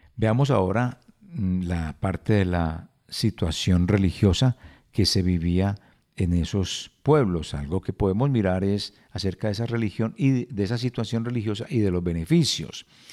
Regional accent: Colombia; si nosotros como colombianos no observamos

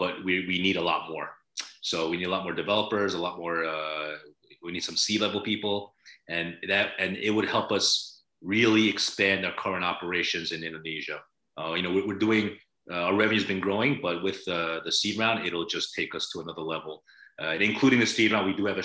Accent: United States; Korean-American, born and raised in the States, ethnically Korean. My parents are from Korea.

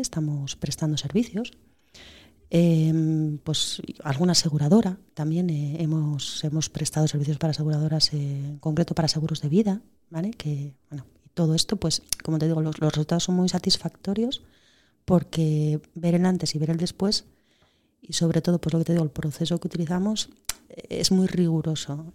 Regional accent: Oviedo, Asturias, Spain; Yo soy de Oviedo

